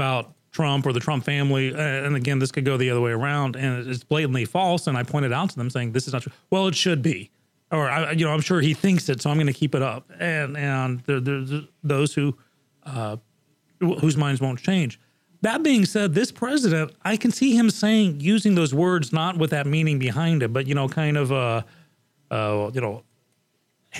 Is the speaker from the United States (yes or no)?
no; England, United Kingdom; moved away; when I was growing up in England, basically the borders were wide open